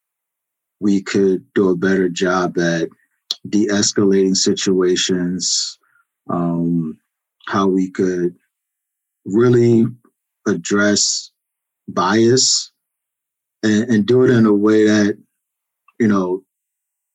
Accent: Philadelphia, Pennsylvania, United States; moved away as an adult; I grew up in Philadelphia, spent the first 25 years of my life in Philadelphia

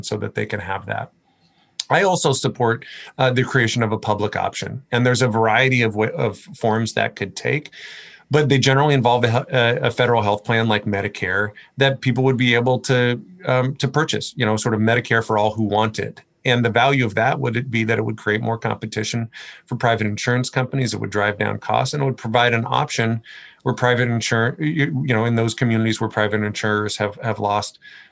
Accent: Port Angeles, Washington, United States; I grew up in Port Angeles.

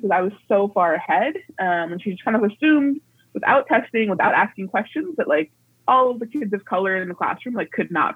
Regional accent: Alexandria, Virginia, United States; I was raised in Alexandria, Virginia, which is, like, right outside of D.C.

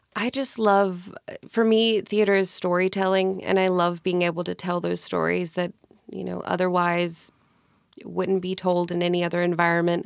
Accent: Mississippi, United States; moved away as an adult; now in Tacoma, United States; I grew up in Mississippi, born and raised.

